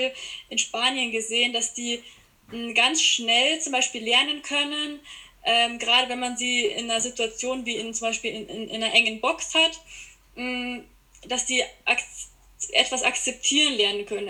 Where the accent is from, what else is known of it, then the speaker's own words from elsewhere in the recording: Landsberg am Lech, Bavaria, Germany; Ich komme aus Bayern, ähm, aus der Gegend Landsberg am Lech